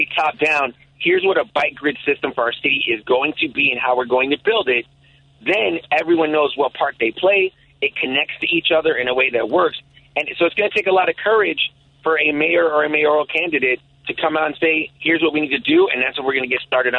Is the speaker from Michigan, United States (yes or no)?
no; Chicago, Illinois, United States; First, it was like Milwaukee, Damon area, like in the late 80s, early 90s. But because we were broke and an immigrant family, every 2 years we'd move. So I went from there to North and Keeler